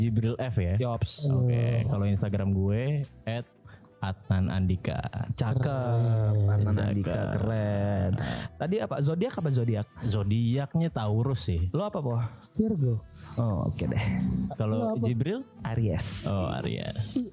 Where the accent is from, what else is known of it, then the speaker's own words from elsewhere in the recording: North Sumatra, Indonesia; eh, gue asli Sumatera Utara.